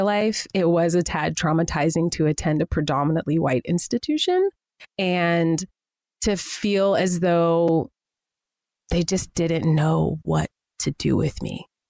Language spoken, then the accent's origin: English; Spring, Texas, United States; moved away as an adult; also born or lived in Pittsburgh, Pennsylvania / Los Angeles; now in New York, United States; I grew up in Spring, Texas, which is about 45 minutes outside of Houston.